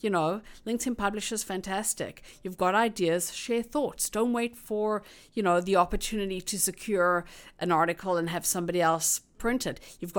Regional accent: South Africa; now in Toronto, Canada; If you kind of think about being a South African arriving new in this country, and there's nobody else that you know, you kind of feel a little lost. Whereas having other immigrants around, you kind of feel like it's home.

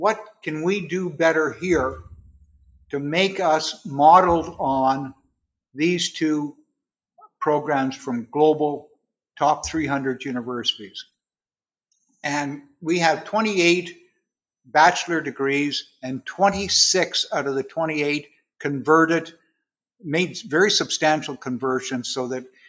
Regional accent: Quyon, Quebec, Canada; I was born and raised in a little town called Quill, Quebec, which is in the Ottawa Valley, about across from Iron Prior, Ontario

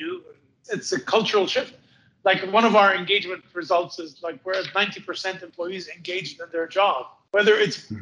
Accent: Montreal, Quebec, Canada; I'm from Montreal. We get 2 meters plus of snow a year

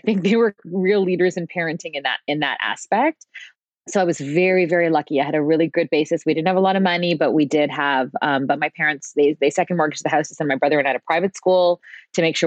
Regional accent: Mississauga, Ontario, Canada; I was raised in Mississauga

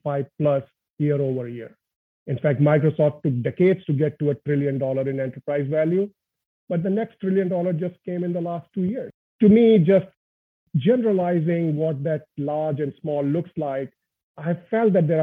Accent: India; moved away; born and brought up in India, humble family, and really grew up in a family where my dad was getting transferred every couple of years

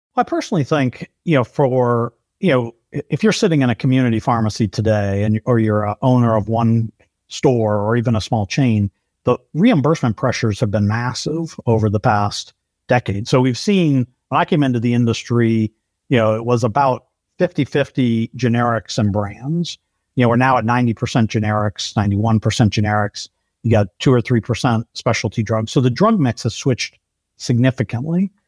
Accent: Detroit, Michigan, United States; also born or lived in Brazil; born in Brazil and then moved back to Detroit when my parents, uh, came back from serving

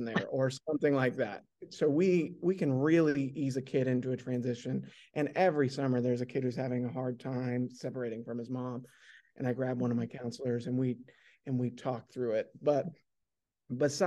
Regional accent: West Coast, United States; now in Oklahoma, United States; I'm from the West Coast. So some of my best memories are from the West and just growing up in that kind of scenario.

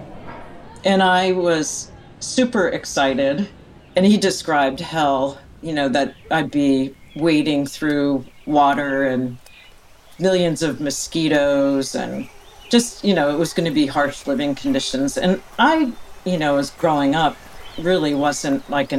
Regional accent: outside of Philadelphia, Pennsylvania, United States; moved away as an adult; now in Alaska, United States; growing up outside of Philadelphia

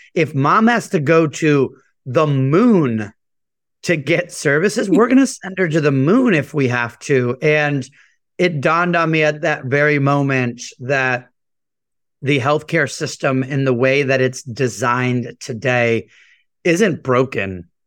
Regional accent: United States; also born or lived in San Juan, Puerto Rico; I was born in San Juan, Puerto Rico. I always say my parents moved us to the mainland chasing the American dream. Grew up in a very normal, hardworking immigrant household

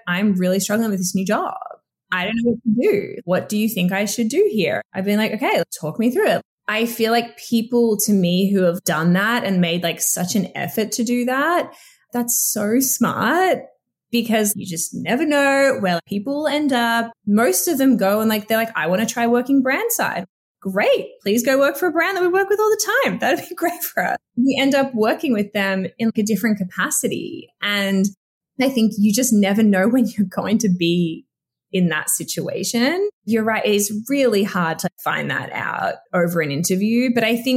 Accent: Australia; moved away as an adult; I'm from Australia. My whole family's there

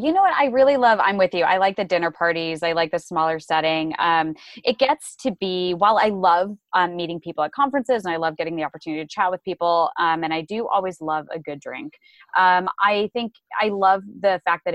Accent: Phoenix, Arizona, United States; it's my hometown. It's amazing. But no, honestly, Phoenix is great.

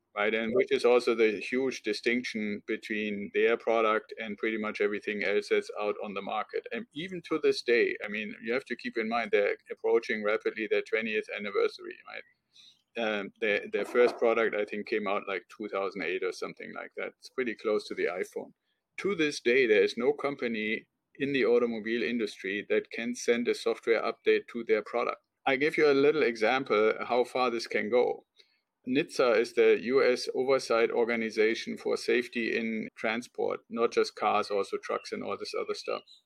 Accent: Germany; now in United States; I'm originally from Germany, and when I came over to the United States

